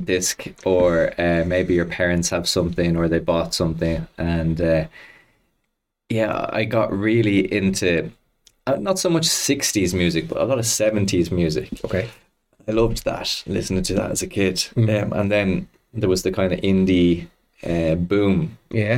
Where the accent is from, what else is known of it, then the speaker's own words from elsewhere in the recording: Dublin, Leinster, Ireland; I grew up uh, in Clontarf